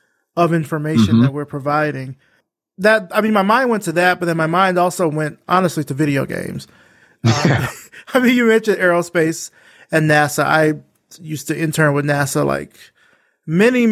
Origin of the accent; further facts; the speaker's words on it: Alabama, United States; moved away as an adult; also born or lived in Atlanta; I'm from Alabama, and so our space camp is in Huntsville